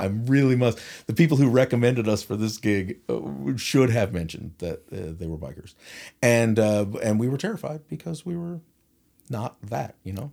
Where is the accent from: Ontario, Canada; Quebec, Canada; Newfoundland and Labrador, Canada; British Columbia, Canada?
Newfoundland and Labrador, Canada; St. John's; I'm, I'm, I'm from town.